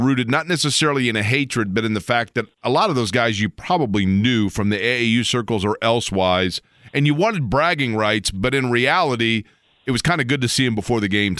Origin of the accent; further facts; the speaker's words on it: Indianapolis, Indiana, United States; myself growing up in Indy